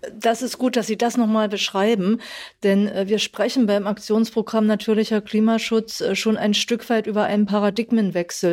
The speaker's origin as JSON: {"language": "German", "region": "Saxony-Anhalt", "country": "Germany", "said": "ich komme aus Sachsen-Anhalt"}